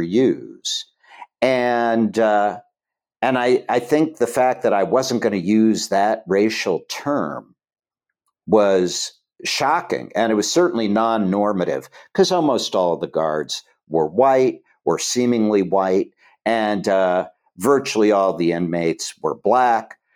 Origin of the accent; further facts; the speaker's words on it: Chillicothe, Ohio, United States; moved away as an adult; I grew up in Chillicothe, Ohio